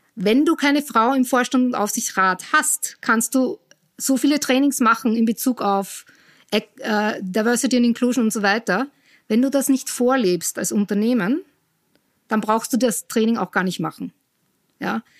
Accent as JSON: {"language": "German", "country": "Austria", "tie": "born or raised there", "also_born_or_lived": "Cologne, Germany / United States", "moved": "as an adult", "said": "ich komme ursprünglich aus Österreich, in der Nähe von Wien bin ich aufgewachsen"}